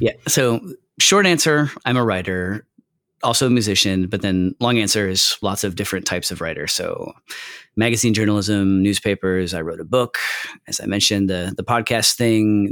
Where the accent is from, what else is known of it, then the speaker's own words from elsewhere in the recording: Michigan, United States; I'm from Michigan, too